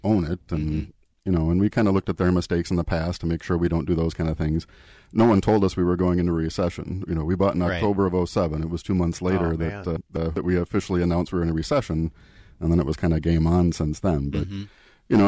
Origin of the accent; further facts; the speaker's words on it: Eden Prairie, Minnesota, United States; I grew up in the Minneapolis area. Eden Prairie was my hometown.